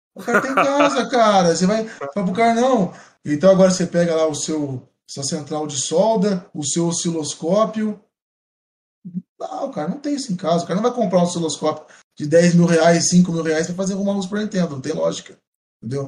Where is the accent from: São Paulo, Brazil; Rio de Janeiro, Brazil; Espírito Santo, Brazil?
São Paulo, Brazil; São João da Boa Vista; eu sou de São Boa Vista, eu tô mais próximo de Mogi Guaçu